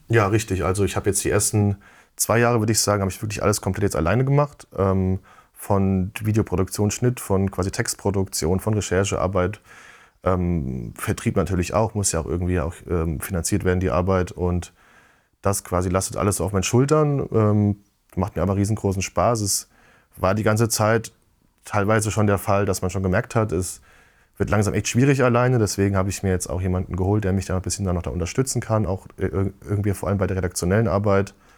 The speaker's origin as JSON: {"language": "German", "town": "Giessen", "region": "Hesse", "country": "Germany", "said": "in so einem Spielwarengeschäft bei uns in Gießen"}